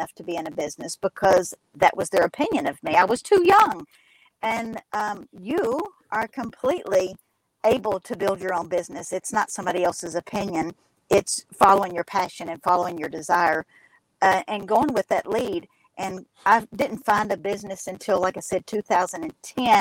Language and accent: English; Kentucky, United States; accent: twang; also born or lived in Alabama; I am in Kentucky. You can probably hear my dialect very clearly